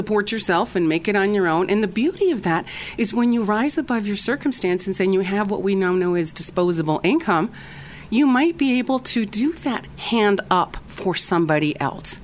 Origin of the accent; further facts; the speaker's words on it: United States; moved away; being an American, a U.S.-born American, just I'm an expat, so, or was an expat